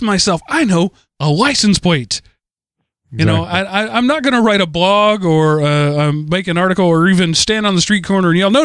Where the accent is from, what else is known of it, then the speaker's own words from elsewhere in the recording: Texas, United States; As a Texan